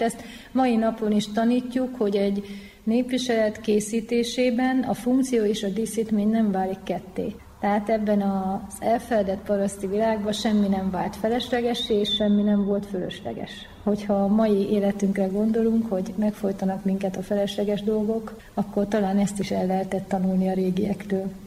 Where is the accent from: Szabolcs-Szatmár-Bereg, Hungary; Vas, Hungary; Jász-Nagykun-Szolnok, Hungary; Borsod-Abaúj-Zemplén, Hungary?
Jász-Nagykun-Szolnok, Hungary; Jászapáti; mi Jászapátén egy zárt közösségbe éltünk, ami nagyon erős jársági hagyományokkal rendelkezett. Ez egy tízezer fős település, ahol szinte mindenki ismert mindenkit